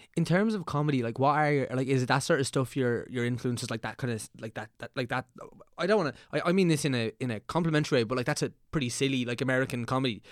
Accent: Meath, Leinster, Ireland; we're both from Meath

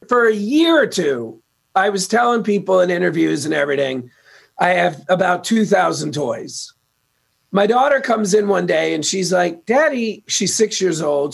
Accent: New York City, New York, United States; moved away as an adult; now in Los Angeles, United States; I'm from Queens, New York. Uh, I got out to LA 22 years ago.

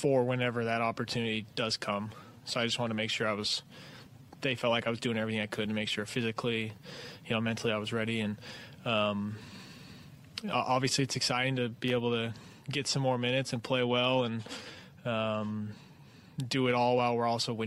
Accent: Utah, United States; moved away; I grew up in Utah

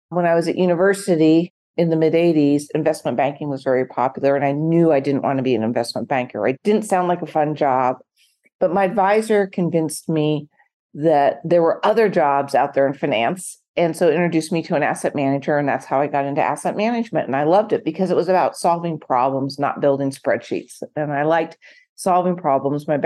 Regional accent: West Coast, United States; So I grew up in the West Coast.

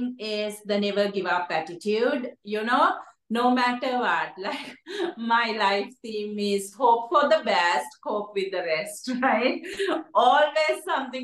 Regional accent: Sri Lanka; moved away; I'm from Sri Lanka, and when I grew up, poverty is one of the key areas we experience.

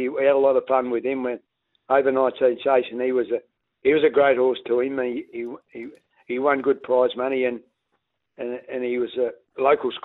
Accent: Avenue Range, South Australia, Australia; moved away; also born or lived in Eddington, Victoria; in 1966, we moved from Avenue Range

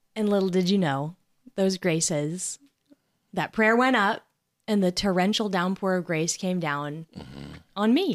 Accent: Nebraska, United States; I was from Nebraska

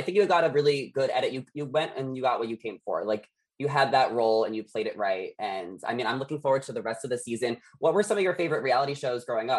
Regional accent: Dix Hills, New York, United States; now in Los Angeles, United States; I grew up in Long Island, but now I'm in Los Angeles.

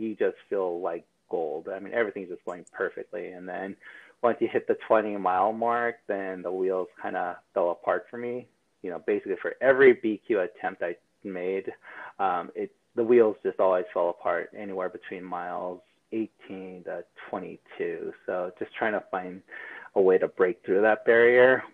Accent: California, United States; I'm born and raised in California

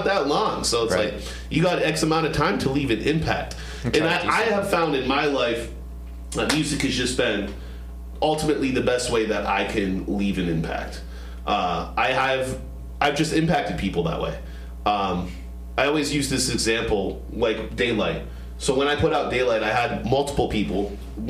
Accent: United States; I grew up on Buffalo Road between Brandis and Penn Ave

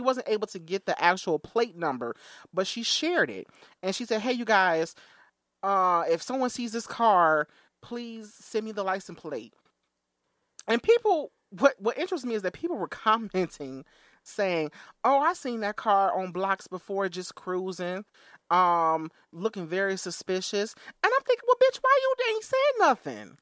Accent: Chicago Heights, Illinois, United States; I was born in Chicago Heights.

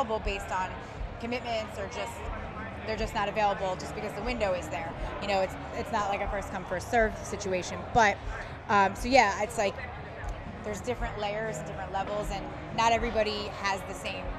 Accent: right outside of Philadelphia, Pennsylvania, United States; I grew up right outside of Philly

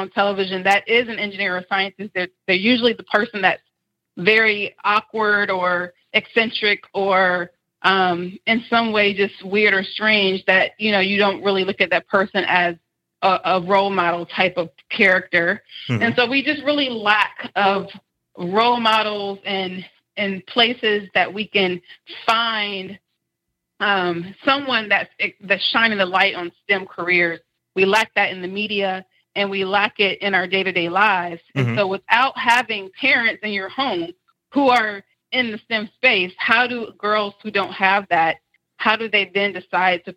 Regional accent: Decatur, Georgia, United States; I grew up in DeKalb County schools in mm-hmm. Decatur, Georgia

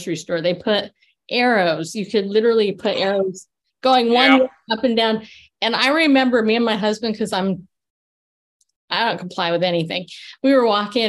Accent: California, United States; also born or lived in New York; now in Tennessee, United States; I live here in Tennessee. I'm from California. I was born in New York, but I grew up in California.

